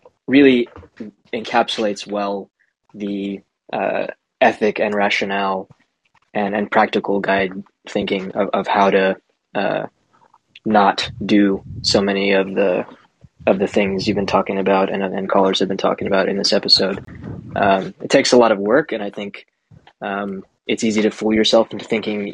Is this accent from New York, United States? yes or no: yes; New York City, New York, United States; I grew up in Queens